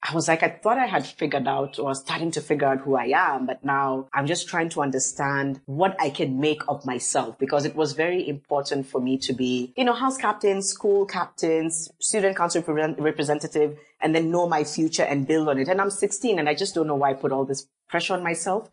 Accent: Mombasa, Mombasa County, Kenya; now in Nairobi, Kenya; I come from Kenya. I grew up in Mombasa, live in Nairobi, but yes, I am Kenyan

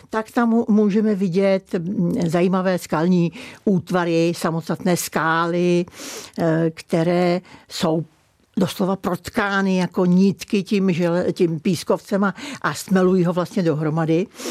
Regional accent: Kokořín, Central Bohemian Region, Czechia; No, tak já jsem přímo z Kokořínska a přímo z Kokořína. Takže já jsem vlastně v centru, eh, Kokořínské oblasti a jsem tam od narození

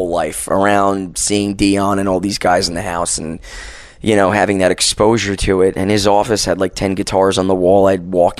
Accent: tri-state area, United States; moved away as an adult; also born or lived in Yonkers / Bronx / Long Island; now in Las Vegas, United States; I was born and raised in New York and New Jersey

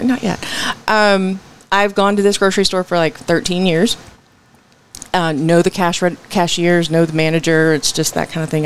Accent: Arlington, Texas, United States; also born or lived in Washington, D.C. / Odessa, Texas; now in Fort Worth, United States; my formative years were in Odessa. So we moved here to Arlington when I was about 7 mm-hmm. And then I grew up in Arlington

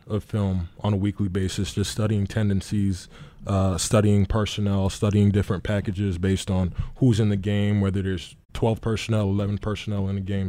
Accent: New York City, New York, United States; moved away; also born or lived in Jacksonville; born and raised in the Bronx from New York City

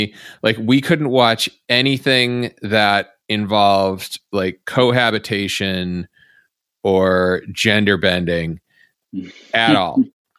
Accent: Massachusetts, United States; my home state of Massachusetts.

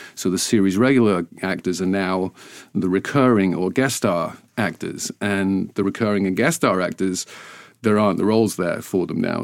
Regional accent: Ainsdale, North West England, United Kingdom; also born or lived in Wigan; now in United States; I was born in Wigan, in northwest England, and raised in a, a little seaside village called Ainsdale.

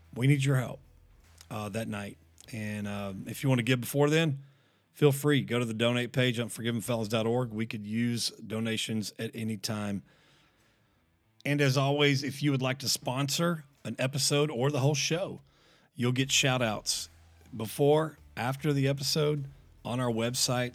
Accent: DeSoto, Texas, United States; I grew up in DeSoto

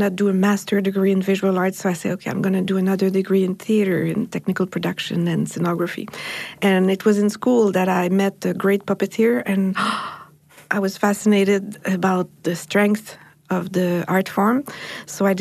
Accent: Montreal, Quebec, Canada; I come from Montreal in Canada

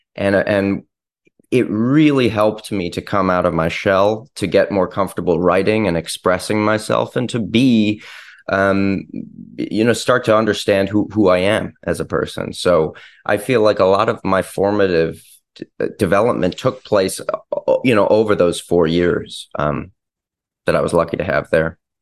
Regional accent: Ann Arbor, Michigan, United States; I was from Ann Arbor

